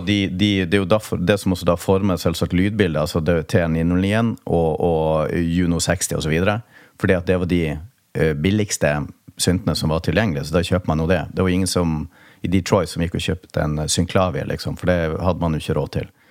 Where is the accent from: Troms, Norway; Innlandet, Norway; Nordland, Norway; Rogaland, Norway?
Troms, Norway; Tromsø; oppveksten i Tromsø